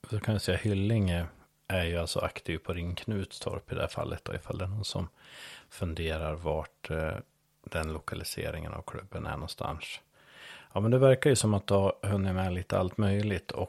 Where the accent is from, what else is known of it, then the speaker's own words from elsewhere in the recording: Skåne, Sweden; Ja men det är ju så som skåning så passerar ju gränsen varje gång du åker någonstans.